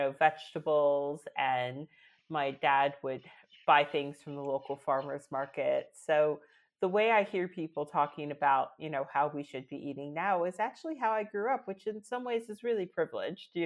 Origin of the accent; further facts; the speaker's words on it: Northern Virginia, United States; moved away as an adult; now in London, United Kingdom; I'm from Northern Virginia, right outside of DC